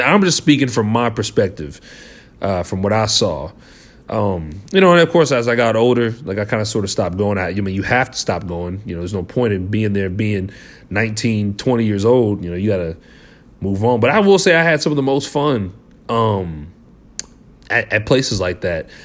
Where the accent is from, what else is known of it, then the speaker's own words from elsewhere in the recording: Liberty, Missouri, United States; we're from Liberty